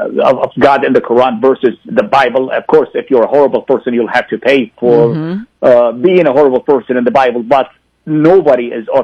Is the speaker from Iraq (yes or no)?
yes; Iraq; moved away as an adult; now in United States; I actually did convert out of Islam in Iraq, and I continue to live there. All my family members are Muslims. Most of my friends are Muslims. And I continue to live in Iraq for another 13 years before I came to the United States.